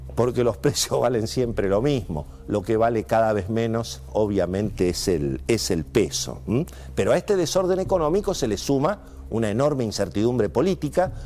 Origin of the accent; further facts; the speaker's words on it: Argentina; los argentinos lo sabemos de memoria